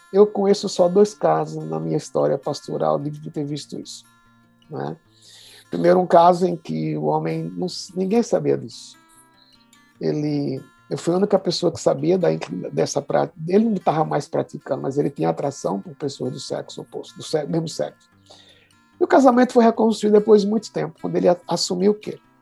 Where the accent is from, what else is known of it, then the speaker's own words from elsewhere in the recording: Pernambuco, Brazil; now in São Paulo, Brazil; sou pernambucano de coração e de nascimento